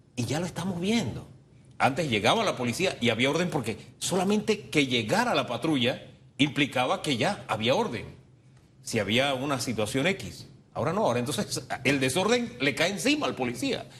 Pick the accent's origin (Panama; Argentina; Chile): Panama; como panameños